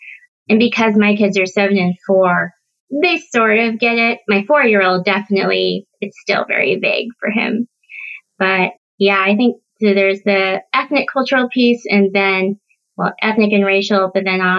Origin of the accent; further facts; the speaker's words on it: South Korea; born there; moved away; I can't just tell them one time about how I'm adopted from Korea.